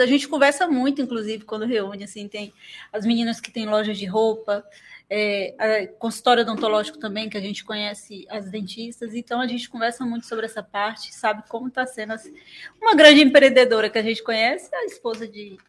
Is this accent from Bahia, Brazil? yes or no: yes; Teixeira de Freitas, Bahia, Brazil; Eu nasci e criado em Teixeira, fui embora só para fazer faculdade